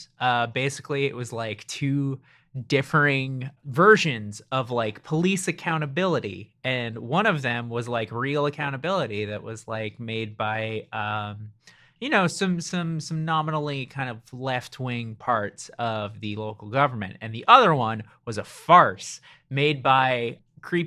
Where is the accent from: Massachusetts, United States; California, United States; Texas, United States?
California, United States; Orange; I was born in Orange, California